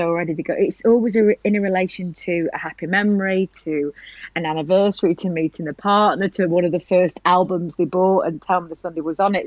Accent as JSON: {"language": "English", "town": "Blackpool", "region": "North West England", "country": "United Kingdom", "moved": "yes", "lives_now": "London, United Kingdom", "said": "I came from Blackpool and then I went to live in London."}